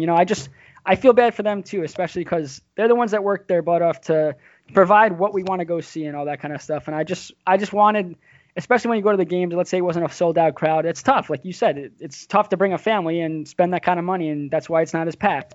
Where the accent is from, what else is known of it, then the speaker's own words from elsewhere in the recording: near the Nassau Coliseum, Long Island, New York, United States; I grew up and I live in the same house, but I'm 15 minutes from the Coliseum